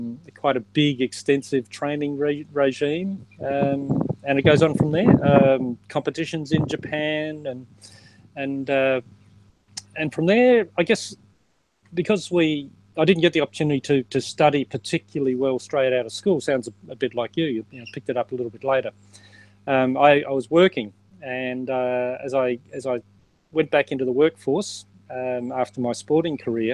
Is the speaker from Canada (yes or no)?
no; Adelaide, South Australia, Australia; I grew up in South Australia, down in Adelaide, where I was based